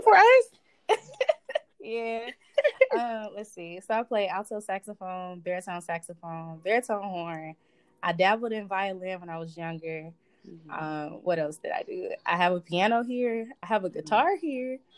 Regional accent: Southfield, Michigan, United States; I'm from Southfield, Michigan, and I go to the University of Michigan.

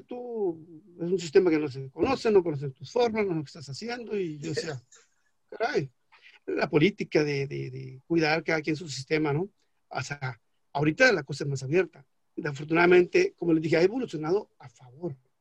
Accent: Mexico; soy mexicano, o sea, y estoy en territorio mexicano

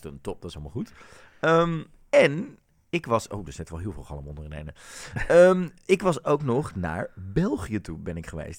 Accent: Netherlands; als Nederlanders

